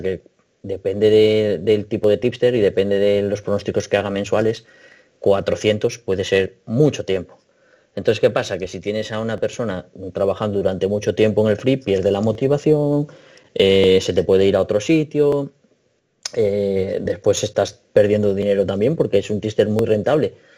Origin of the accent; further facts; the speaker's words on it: Asturias, Spain; yo soy de Asturias